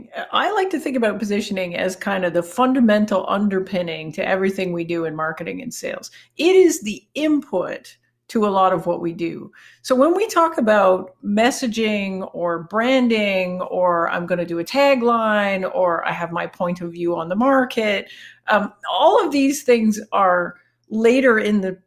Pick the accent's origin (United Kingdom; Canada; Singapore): Canada; accent: Canadian; my Canadian accent